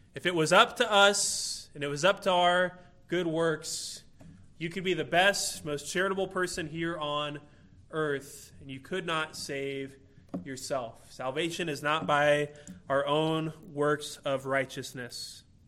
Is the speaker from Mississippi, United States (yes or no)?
no; Illinois, United States; I'm from Illinois, and so everybody around there is a Chicago Bulls fan